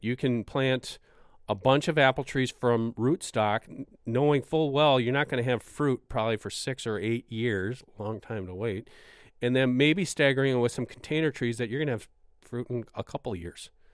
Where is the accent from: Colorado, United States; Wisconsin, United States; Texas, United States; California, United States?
Wisconsin, United States; my home state of Wisconsin